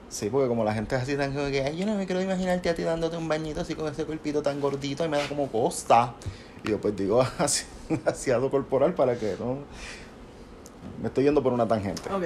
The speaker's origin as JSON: {"language": "Spanish", "country": "Puerto Rico", "said": "nosotros somos puertorriqueños, nosotros hablamos como hablamos"}